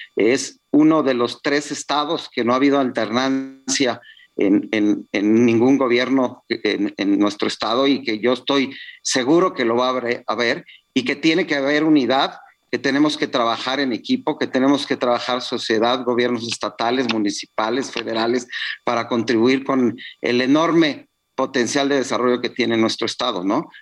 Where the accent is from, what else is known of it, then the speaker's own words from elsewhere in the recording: Tula region, Hidalgo, Mexico; La región de Tula, que es de donde yo soy originario